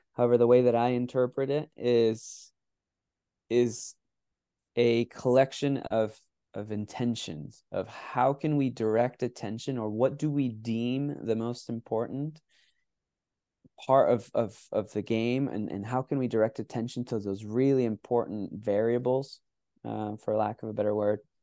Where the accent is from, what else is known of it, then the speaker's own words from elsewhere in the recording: United States; also born or lived in Mexico; I grew up playing in the United States